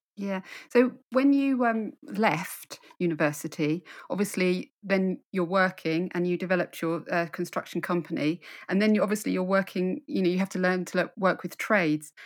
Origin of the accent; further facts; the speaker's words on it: London, United Kingdom; moved away as an adult; now in Suffolk, United Kingdom; I'm in Suffolk now, but I, I grew up in London.